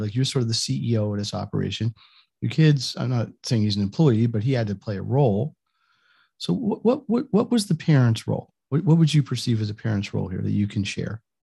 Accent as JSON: {"language": "English", "region": "Northeast", "country": "United States", "said": "I'm from the Northeast"}